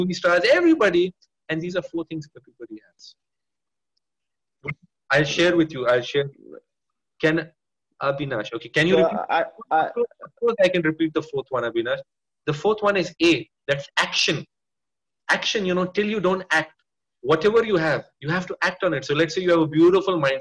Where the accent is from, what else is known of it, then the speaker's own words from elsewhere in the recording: India; I am Indian